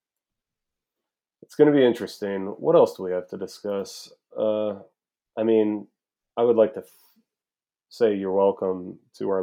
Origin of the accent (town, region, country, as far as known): Charlottesville, Virginia, United States; born or raised there; moved away